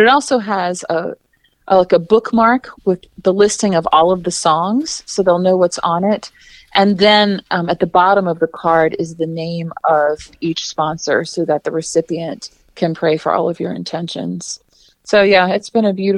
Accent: New Orleans, Louisiana, United States; I grew up uptown in New Orleans, not far from that shrine

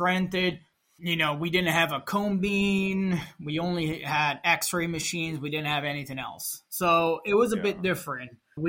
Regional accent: New York, United States; born there; also born or lived in Italy; now in Rochester, United States; Then I moved to US in 2012. In July 2012, I decided to move to US because I was born in New York.

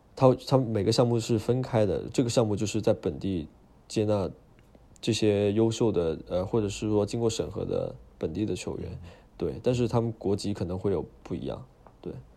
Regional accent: China; moved away as an adult; now in United Kingdom; 我就是中国人

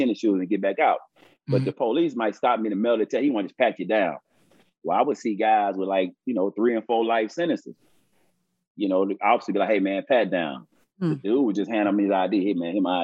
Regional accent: Texas, United States; I'm from Texas

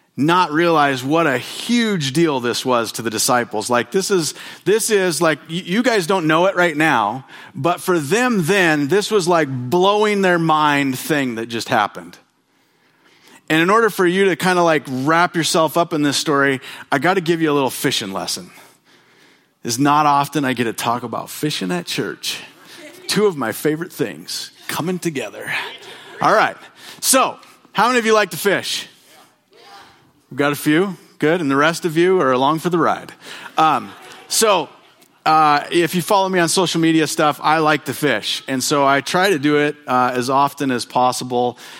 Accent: Bonners Ferry, Idaho, United States; I grew up in Bonner's Ferry, where there are mountains

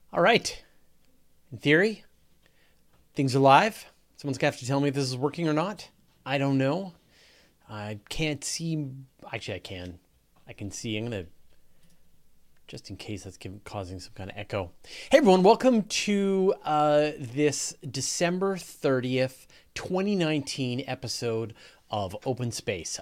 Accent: Canada; accent: Canadian; I'm Canadian and I pronounce everything wrong

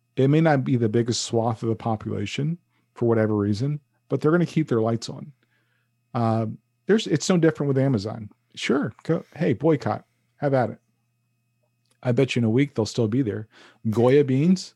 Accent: New York City, New York, United States; moved away; it's all about Harlem to me.

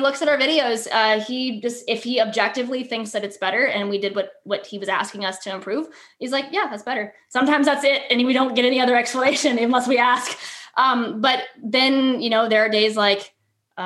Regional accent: Florida, United States; we're from Florida.

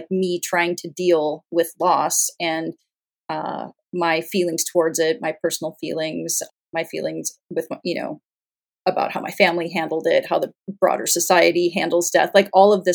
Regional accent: Montana, United States; moved away as an adult; also born or lived in California; I moved from California back up to Montana where like I grew up and graduated from high school

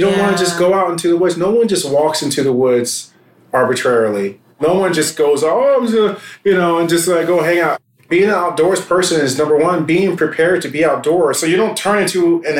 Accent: United States; we as a people in America, as African Americans

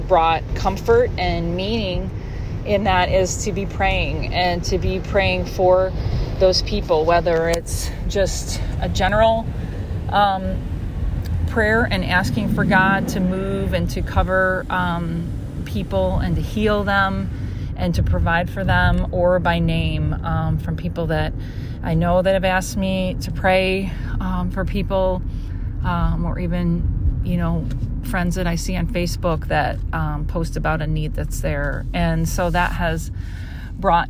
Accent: Chicago, Illinois, United States; I'm from Chicago.

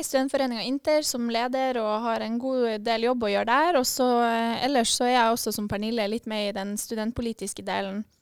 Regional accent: Tromsø, Troms, Norway; now in Bodø, Norway; Jeg er fra Tromsø

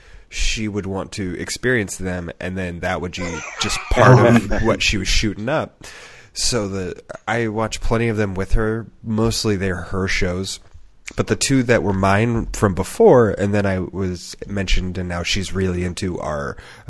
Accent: Kentucky, United States; from Pike County, Kentucky. I am a castaway on Survivor.

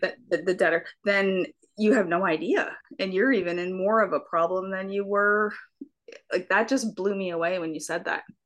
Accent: Canada; I'm from Canada, so we also call it pop

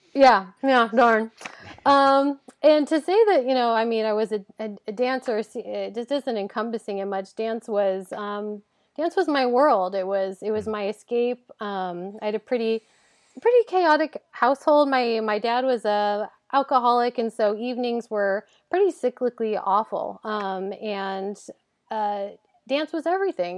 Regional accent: Hillsboro, Oregon, United States; I grew up in Hillsborough, which is a, a suburb of, of Portland

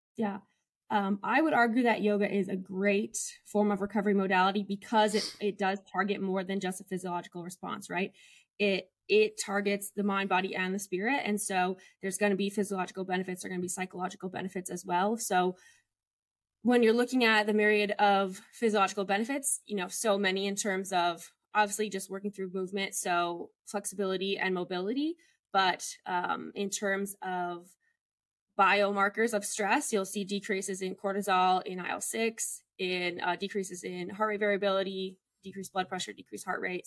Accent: Chicago, Illinois, United States; moved away as an adult; also born or lived in Montana / Texas; now in Los Angeles, United States; I'm from Chicago, Illinois.

